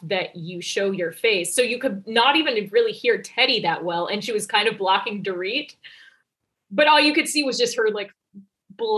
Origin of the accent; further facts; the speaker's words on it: New York, United States; I'm a New Yorker.